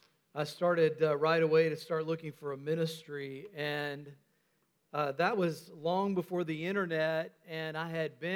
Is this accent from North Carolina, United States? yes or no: yes; North Carolina, United States; also born or lived in Tennessee; although it probably sounded a lot more Southern back then because, you know, I grew up in North Carolina. I was in Tennessee at the time